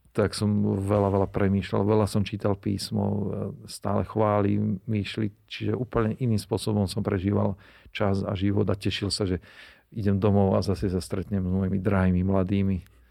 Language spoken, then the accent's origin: Slovak; Nová Baňa, Banská Bystrica Region, Slovakia; also born or lived in Austria; u nás doma na Novej Bani